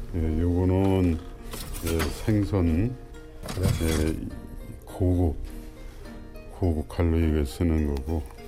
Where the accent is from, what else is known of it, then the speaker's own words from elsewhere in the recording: Cheongju, North Chungcheong, South Korea; moved away; also born or lived in Seoul; 내가 고향이 청주인데